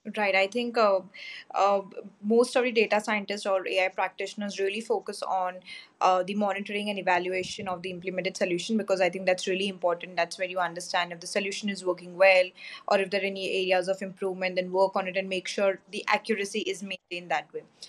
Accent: India; I'm from India

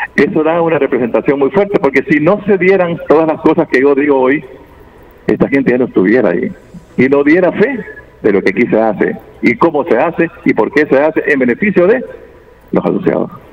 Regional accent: Santa Rosa de Lima, La Unión, El Salvador; Santa Rosa de Lima, de donde yo soy originario

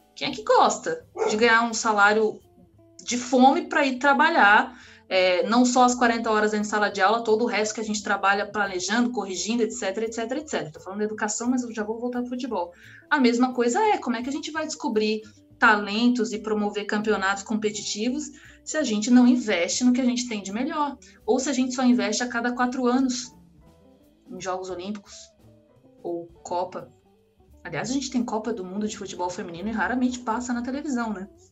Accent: Tocantinópolis, Tocantins, Brazil; moved away; lá na minha cidade tem uma escolinha de um grande clube do, do Rio de Janeiro, é uma cidade de 20 mil habitantes, mas tem

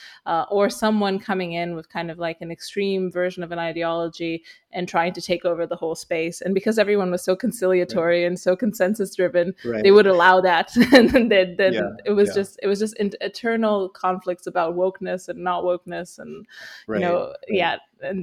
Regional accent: Romania; English is a second language; moved away as an adult; I grew up in Romania, and I spent most of my life there, and then I moved to the West and worked there for about 10 years

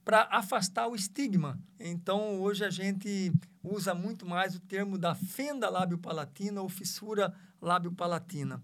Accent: Várzea Grande, Mato Grosso, Brazil; moved away as an adult; also born or lived in Araçatuba; Sou oriundo é, da Várzea Grande, sou natural de Várzea Grande

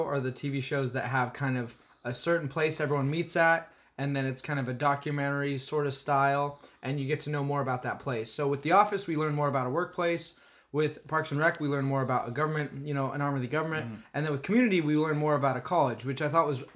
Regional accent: California, United States; I'm from California, we're both from California

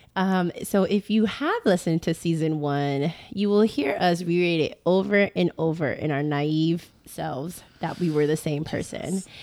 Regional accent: Boston, Massachusetts, United States; now in Houston, United States; originally from Boston, and now we live in Houston

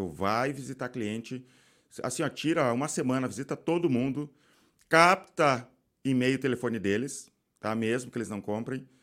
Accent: Belo Horizonte, Minas Gerais, Brazil; Eu sou de BH.

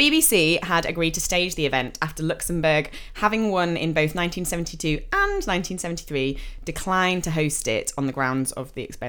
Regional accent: England, United Kingdom; we're English and we can't speak other languages

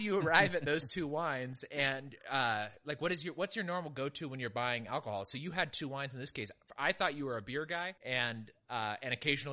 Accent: California, United States; now in Texas, United States; I still think of myself as a Californian

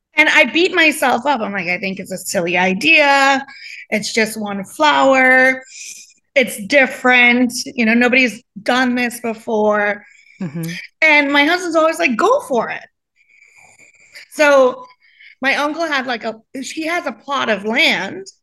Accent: Trinidad & Tobago; now in Coral Springs, United States; I grew up in the islands. I grew up in Trinidad

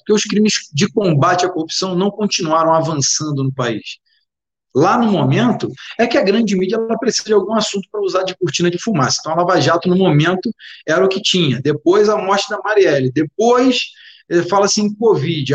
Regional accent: Rio de Janeiro, Brazil; Sou do Rio de Janeiro.

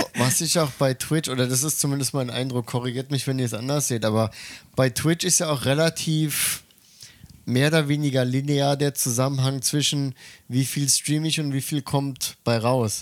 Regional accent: Germany; moved away as an adult; now in Tokyo, Japan; ich bin ja kein Muttersprachler, ich bin ja Deutscher

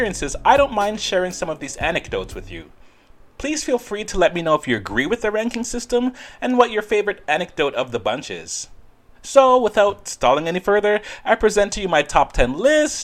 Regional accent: Ontario, Canada; also born or lived in Netherlands; I'm from Ontario, Canada, and I also did live for some time in the Netherlands

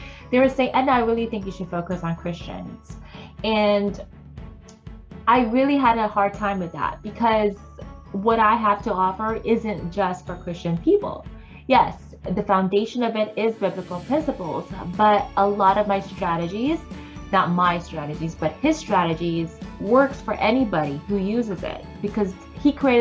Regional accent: Philippines; I am Filipino

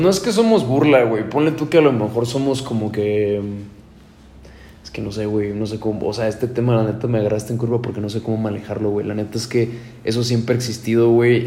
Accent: Mexico; uno como mexicano

